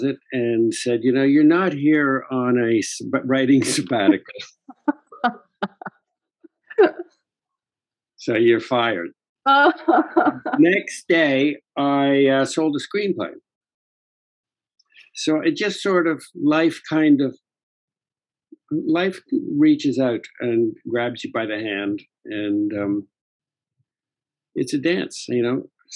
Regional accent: Canada; moved away as an adult; also born or lived in London / Los Angeles; I grew up in Canada

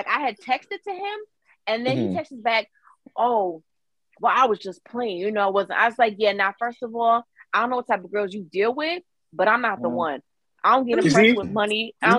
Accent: Connecticut, United States; I'm from Connecticut.

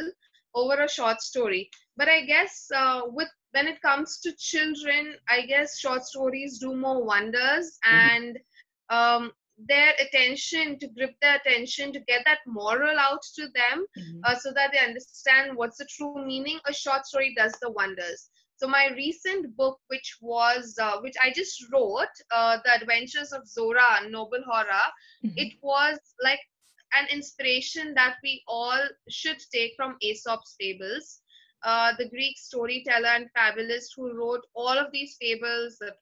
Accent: India; English is a second language

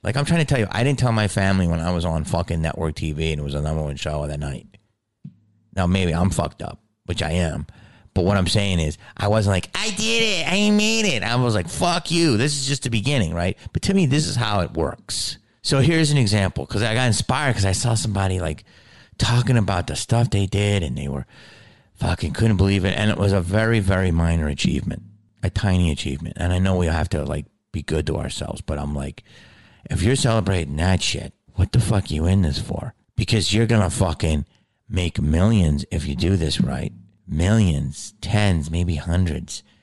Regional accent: Delco, Pennsylvania, United States; accent: Delco; moved away; I'm from Delco

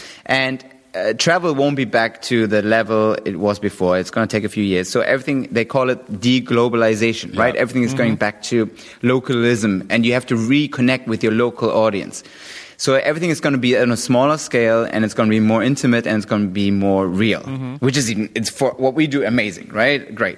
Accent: London, United Kingdom; I was 25 years old. I was a kid from London

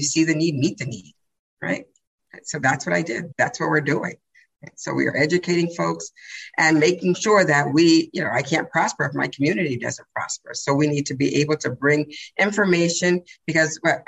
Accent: Massachusetts, United States; I'm from Massachusetts

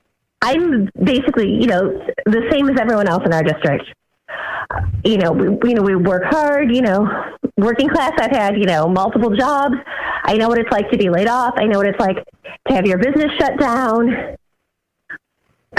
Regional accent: Ohio, United States; growing up in Ohio

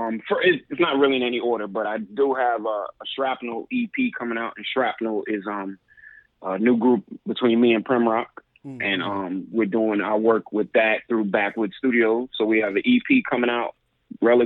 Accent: New York City, New York, United States; now in Philadelphia, United States; I grew up in Brooklyn.

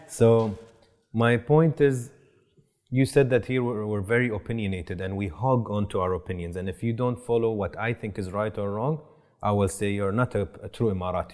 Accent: Boston, Massachusetts, United States; I'm a Bostonian

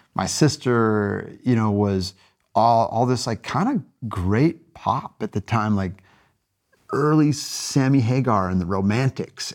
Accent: Goshen, Indiana, United States; moved away as an adult; also born or lived in California; now in Paris, France; I grew up in Goshen, Indiana, twenty thousand people in northern Indiana

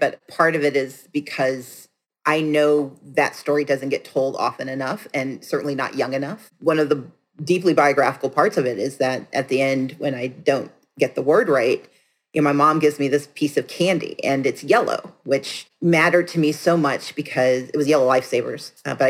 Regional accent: the South, United States; I'm from the South. Who knew chocolate had a second O in it?

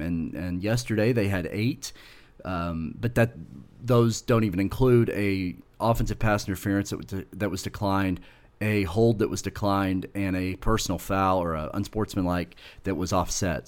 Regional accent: Oklahoma, United States; I grew up in in Oklahoma

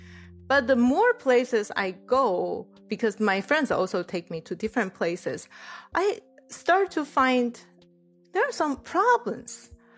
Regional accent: Taiwan; now in Illinois, United States; I was from Taiwan, and Taiwan is pretty monoculture. Like, everything is Chinese, and we all look the same.

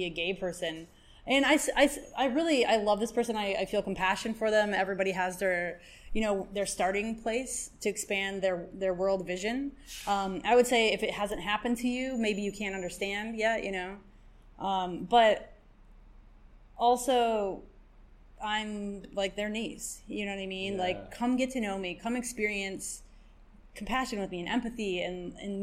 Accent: Michigan, United States; moved away as an adult; now in New York, United States; I'm from Michigan

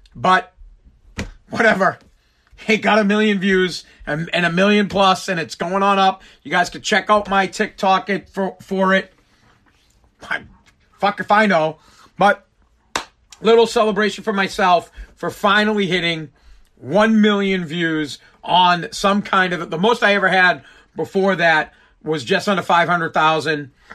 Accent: Massachusetts, United States; I am from Mass

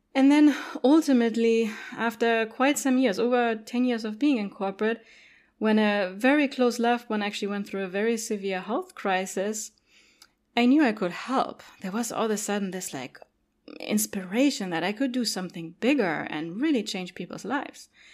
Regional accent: Germany; English is a second language; moved away; also born or lived in Cologne; I grew up in Germany

